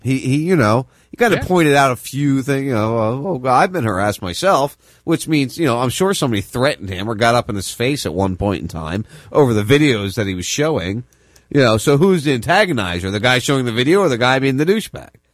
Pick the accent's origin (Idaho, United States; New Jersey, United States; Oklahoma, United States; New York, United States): New Jersey, United States; right outside Camden; I grew up in New Jersey. I grew up right outside Camden